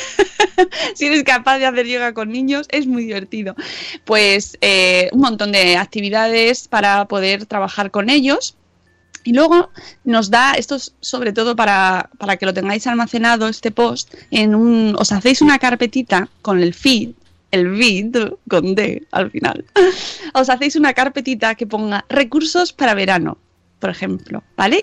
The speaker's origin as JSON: {"language": "Spanish", "town": "Madrid", "region": "Community of Madrid", "country": "Spain", "accent": "Madrid accent", "said": "nuestro acento, ¿eh? que a nosotros nos gusta mucho. Somos de Madrid."}